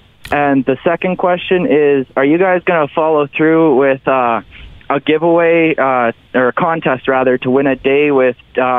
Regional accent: Michigan, United States; No, I'm born and raised in Michigan my entire life, so I'm not too far away.

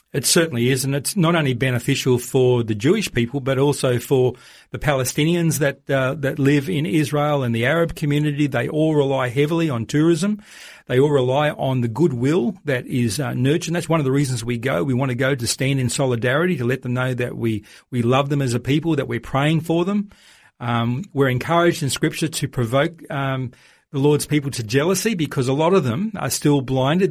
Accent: Australia; as an Australian

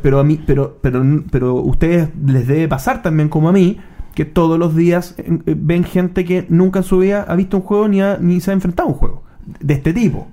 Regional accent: Chile

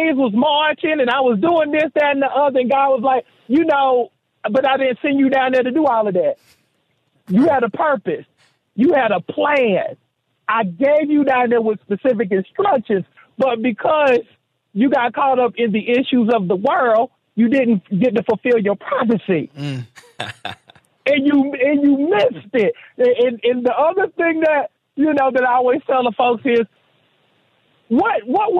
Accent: Seneca, South Carolina, United States; growing up in Seneca, South Carolina

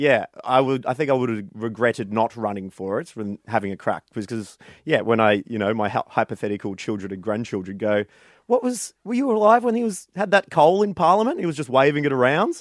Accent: Warrnambool, Victoria, Australia; I ran around my hometown of Warrnambool and got 100 signatures, some of which were people I knew, some of which I didn't know, and handed it into the Australian Electoral Commission

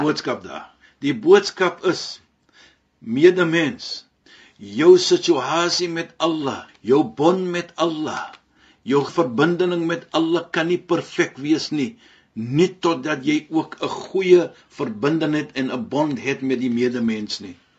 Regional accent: South Africa

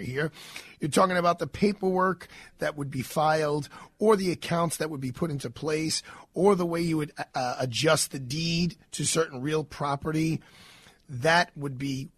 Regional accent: New York City, New York, United States; I live on the same block I basically grew up on in Brooklyn.

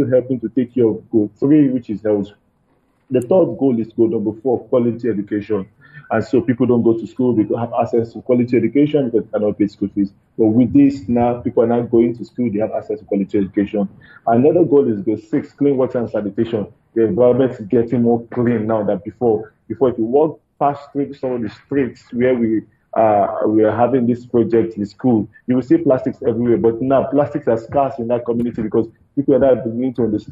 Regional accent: Lagos, Nigeria; where we are from Nigeria, especially in Lagos

